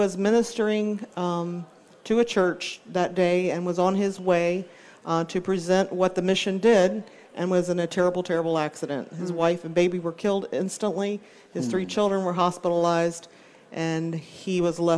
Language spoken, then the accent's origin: English; Hampton Roads, Virginia, United States; Hampton Roads, Virginia, my hometown